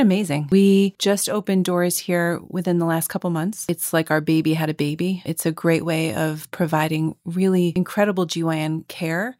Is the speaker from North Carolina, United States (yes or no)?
no; Long Island, New York, United States; I grew up on Long Island and not far from North Shore Hospital.